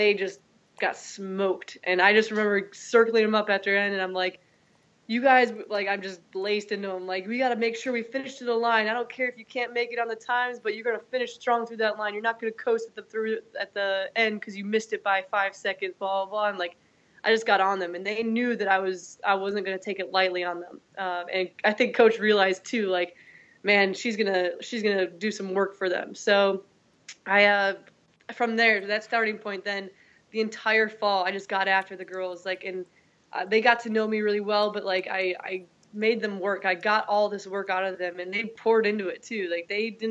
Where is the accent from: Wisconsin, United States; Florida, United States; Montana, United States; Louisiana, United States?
Wisconsin, United States; moved away as an adult; also born or lived in Georgia / Mississippi / North Carolina; now in Arizona, United States; I'm originally from Wisconsin, did my undergrad at Wisconsin La Crosse